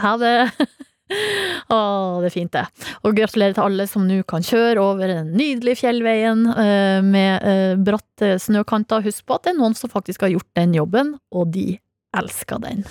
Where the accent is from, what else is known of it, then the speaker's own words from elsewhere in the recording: Hamarøy, Nordland, Norway; moved away; Sjøl starta jeg uka med en liten miniferie hjemme på Hamarøy